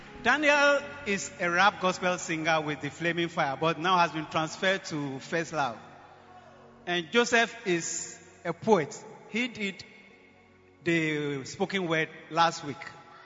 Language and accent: English; Sierra Leone; moved away as an adult; also born or lived in Accra, Ghana; now in Ghana; how far God had brought me from Sierra Leone.